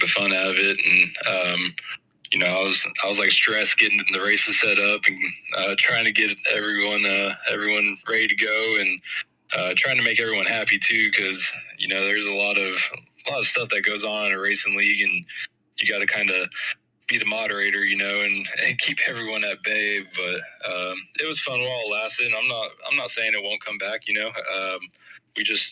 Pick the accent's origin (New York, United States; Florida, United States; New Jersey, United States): Florida, United States; right south of Daytona; moved away as an adult; now in Georgia, United States; I'm from Florida, right south of Daytona